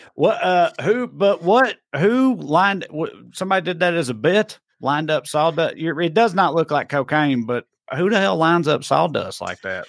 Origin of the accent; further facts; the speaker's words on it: United States; I'm American